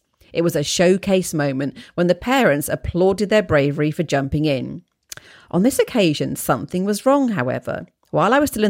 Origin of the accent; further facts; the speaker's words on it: London, United Kingdom; now in Australia; Despite my drifterish tendencies and training from growing up in London, eyes down, hands in pockets, I enjoy this sense of community and can cope in most circumstances.